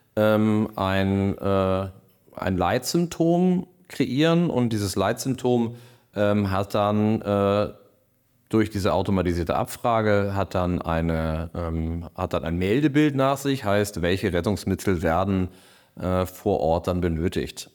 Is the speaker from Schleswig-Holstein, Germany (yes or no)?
yes; Kiel, Schleswig-Holstein, Germany; also born or lived in Berlin; bin dann wieder hier als Kieler wieder zurück nach Kiel gegangen